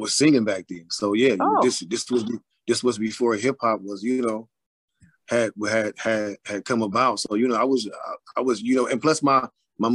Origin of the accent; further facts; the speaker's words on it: Cleveland, Ohio, United States; I was born and raised in Cleveland, Ohio.